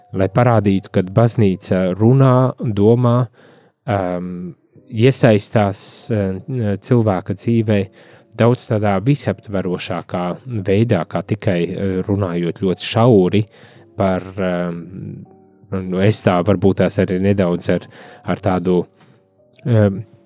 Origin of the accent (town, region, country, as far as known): Latvia